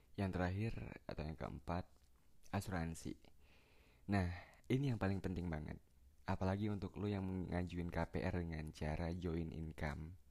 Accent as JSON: {"language": "Indonesian", "town": "Palembang", "region": "South Sumatra", "country": "Indonesia", "said": "di Palembang tepat kota gue"}